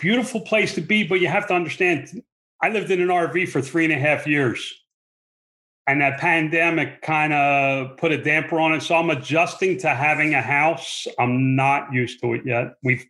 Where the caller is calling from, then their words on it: Fort Mojave, Arizona, United States; I'm calling in from Fort Mojave, Arizona. It's the middle of the desert.